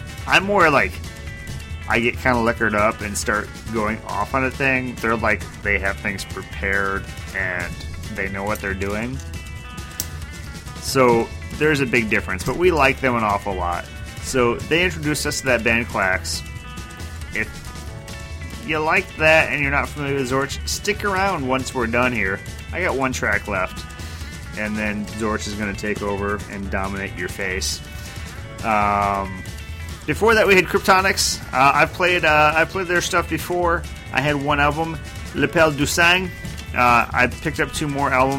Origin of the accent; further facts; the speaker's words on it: United States; I'm too American